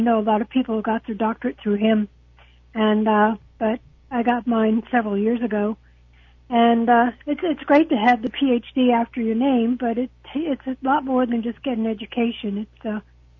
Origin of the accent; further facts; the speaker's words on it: New Jersey, United States; now in Port Charlotte, United States; I live in Port Charlotte. I'm originally from New Jersey.